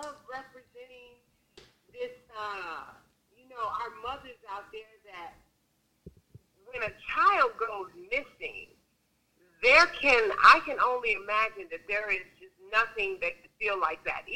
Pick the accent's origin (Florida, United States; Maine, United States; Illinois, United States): Illinois, United States; Chicago; I grew up on the west side of the city, so I am from Chicago.